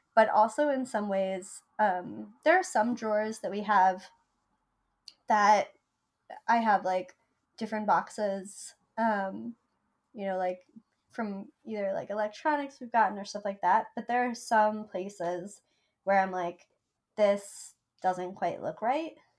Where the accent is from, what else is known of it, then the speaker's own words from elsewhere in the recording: Vermont, United States; now in New York, United States; I grew up in Vermont where you never had to wait in line for anything.